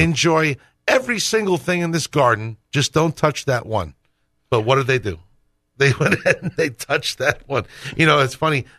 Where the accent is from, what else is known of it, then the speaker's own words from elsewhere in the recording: Northeast, United States; I grew up Roman Catholic in the Northeast